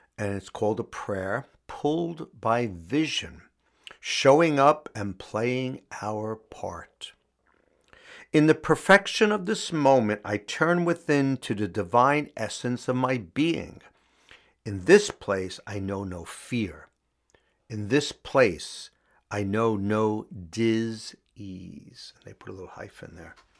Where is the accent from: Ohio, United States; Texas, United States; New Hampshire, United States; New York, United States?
New York, United States; New York City; Astoria, Queens, um, my hometown